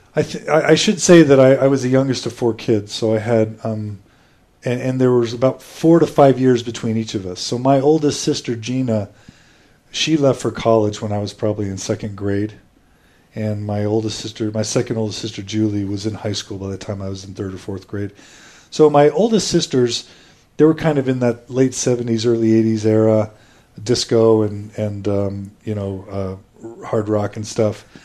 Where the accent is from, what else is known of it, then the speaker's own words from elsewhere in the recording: Houston, Texas, United States; moved away as an adult; also born or lived in Boise, Idaho / San Francisco / Dallas / Katy, Texas; spent almost my entire uh, youth and childhood growing up in Texas. So I spent five years in Dallas, and then uh, 12 years in Houston, which is where I was uh, predominantly raised. I consider myself a Texan and uh, Houstonian